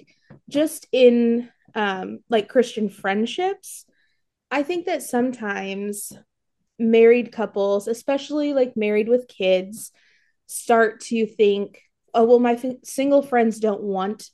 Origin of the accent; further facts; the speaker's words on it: Warsaw, Indiana, United States; also born or lived in California; I am from Warsaw, Indiana